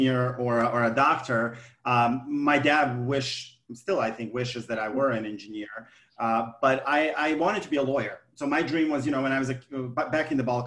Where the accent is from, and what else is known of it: Montenegro; now in United States